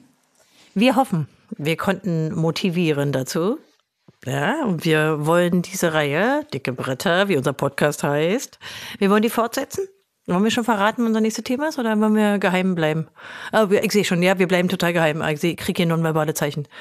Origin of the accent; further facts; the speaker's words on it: Germany; bei uns in Deutschland